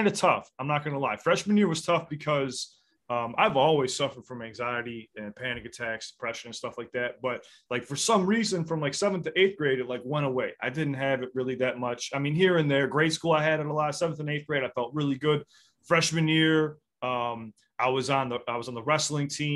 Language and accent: English; Chicago, Illinois, United States; I'm from the South Side of Chicago